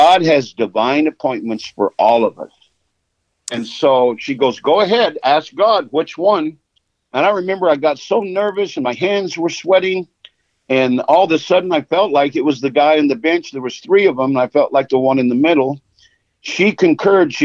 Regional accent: Los Angeles, California, United States; I was born in Los Angeles

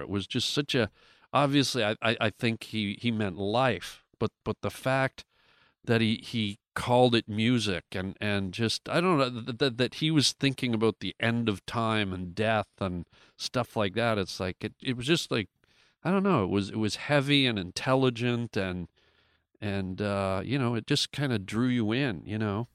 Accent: Canada; I grew up in Canada

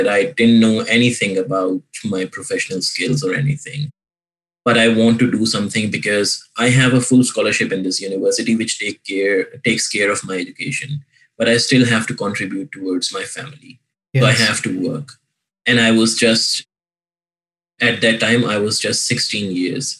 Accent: Pakistan; moved away; my home, like home country in Pakistan

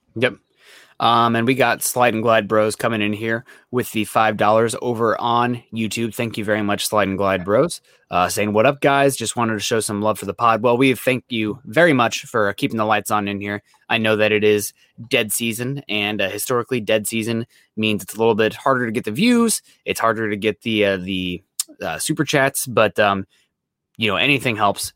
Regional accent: near Cedar Rapids, Iowa, United States; he's from Cedar Rapids, which is really close to my hometown

